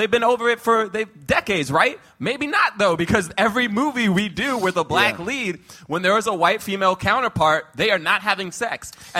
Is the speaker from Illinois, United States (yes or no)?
no; Texas, United States; accent: Texas; Yeah, this is my Texas accent.